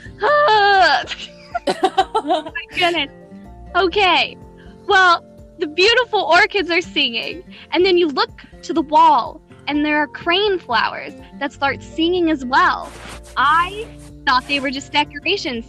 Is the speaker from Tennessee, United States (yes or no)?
yes; Tennessee, United States; I was born in Tennessee